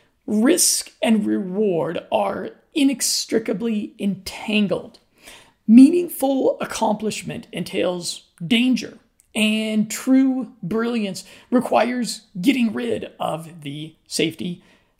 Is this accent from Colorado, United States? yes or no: yes; Colorado, United States; moved away; I'm from Colorado in the United States.